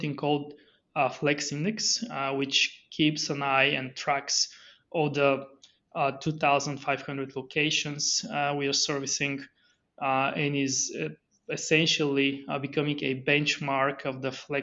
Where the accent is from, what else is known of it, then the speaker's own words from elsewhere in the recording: Bulgaria; moved away; I'm originally from Bulgaria, so very far